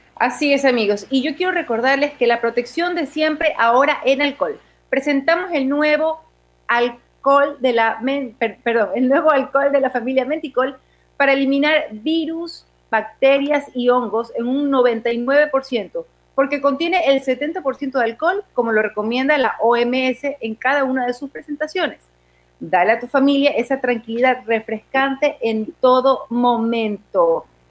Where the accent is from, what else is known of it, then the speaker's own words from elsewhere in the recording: Portoviejo, Manabí, Ecuador; Apenas acabo de llegar a mi ciudad natal, Puerto Viejo, así que a todos mis amigos portovejenses les mando un gran saludo.